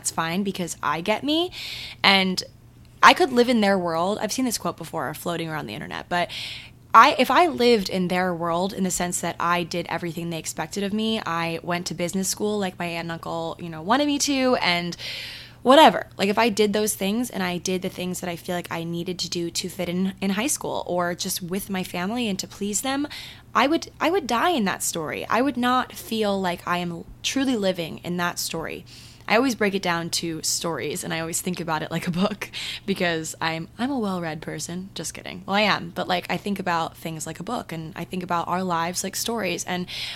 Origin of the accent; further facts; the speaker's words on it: Maryland, United States; moved away; my hometown in Maryland